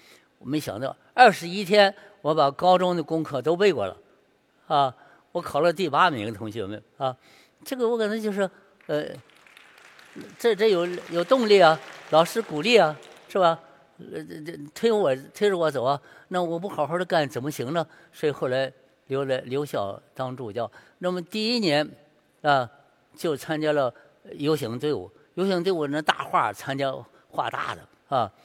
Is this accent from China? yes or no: yes; Shandong, China; 因为是我山东人，山东就必须得写字儿要写好，所以我五岁就写了字儿了，六岁画画